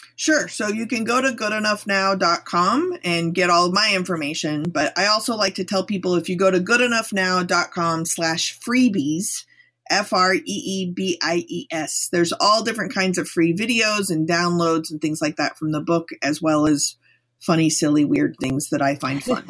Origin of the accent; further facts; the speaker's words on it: Texas, United States; I'm from Texas.